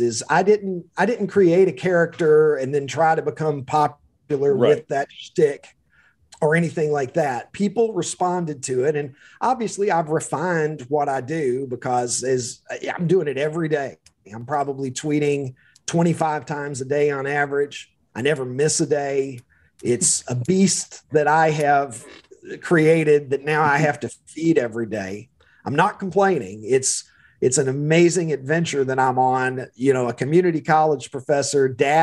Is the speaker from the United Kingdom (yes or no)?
no; Kentucky, United States; accent: drawl; moved away as an adult; also born or lived in Chicago area; now in Chicago, United States; I am a Kentuckian by birth and lived there long enough that I think the drawl is going to be with me forever